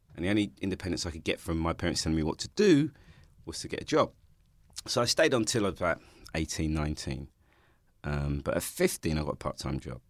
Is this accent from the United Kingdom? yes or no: yes; London, United Kingdom; also born or lived in Hackney; I grew up in Ha-, in Stoke-Newington